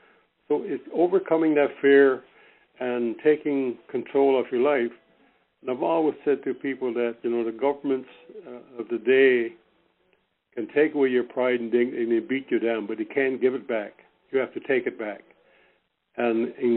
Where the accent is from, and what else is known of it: Newfoundland and Labrador, Canada; born or raised there; moved away